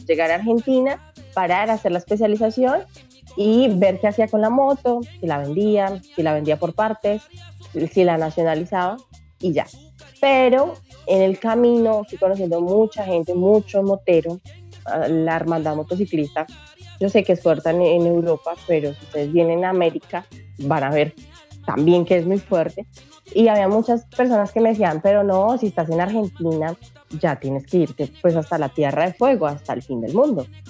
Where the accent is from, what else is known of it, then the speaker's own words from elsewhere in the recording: Colombia; moved away as an adult; also born or lived in Brazil; Vengo desde Colombia. Salí en una pequeñita moto. Estaba viviendo allá pues, los primeros 26 años de mi vida y en este momento les hablo desde Brasil